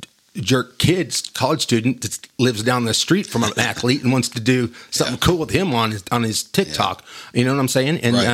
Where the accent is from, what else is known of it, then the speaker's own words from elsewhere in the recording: Wolfforth, Texas, United States; I grew up in Wolforth. Back then, Wolforth was a totally different place.